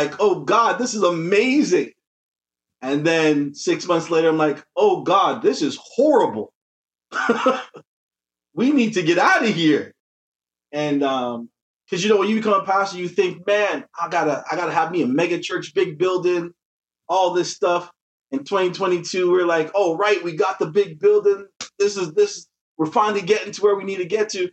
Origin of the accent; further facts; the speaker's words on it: Toronto, Ontario, Canada; I was born here in Toronto. My parents are from Jamaica.